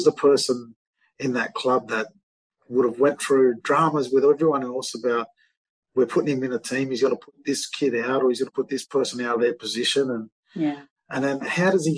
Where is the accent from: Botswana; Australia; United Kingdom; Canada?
Australia; Armidale, New South Wales; my hometown, Armidale.